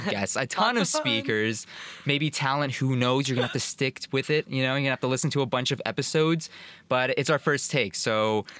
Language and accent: English; Miami, Florida, United States; we're both from Miami